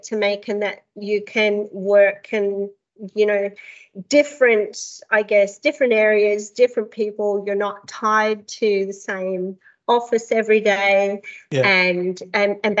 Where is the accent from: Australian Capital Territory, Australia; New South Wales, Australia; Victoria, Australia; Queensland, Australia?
Australian Capital Territory, Australia; Canberra; moved away as an adult; also born or lived in Calgary, Canada; now in Bermagui, Australia; I grew up in Canberra